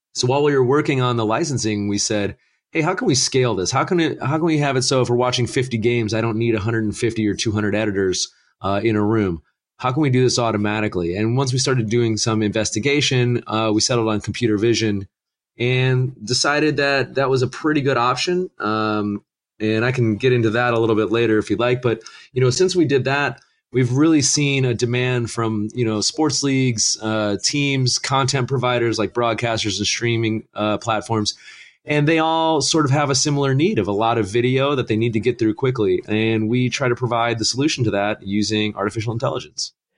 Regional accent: Northern Ohio, United States; moved away; I'm originally from Northern Ohio and, uh, you know, Cleveland fan through and through

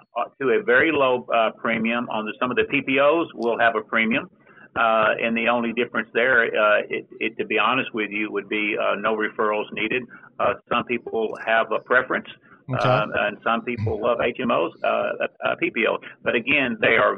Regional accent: Dallas, Texas, United States; I was born and raised in Dallas, Texas, so you know the Texas heat

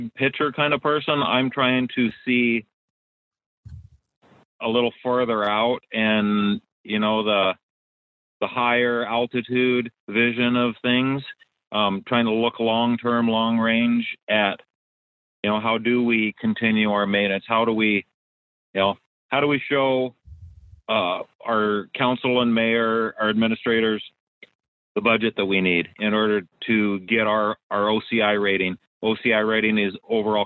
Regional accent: Arizona, United States; moved away as an adult; now in Washington, United States; I grew up in Arizona

